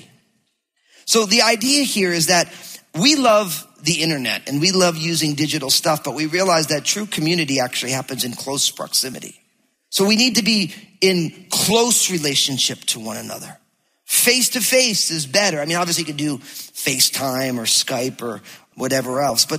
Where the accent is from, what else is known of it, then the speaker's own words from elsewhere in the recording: New Jersey, United States; now in Battle Ground, Washington, United States; because I'm from New Jersey